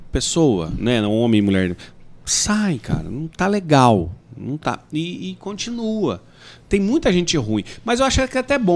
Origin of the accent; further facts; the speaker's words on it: Goiás, Brazil; now in Rondonópolis, Brazil; Porque eu, eu vim de, do interior do Goiás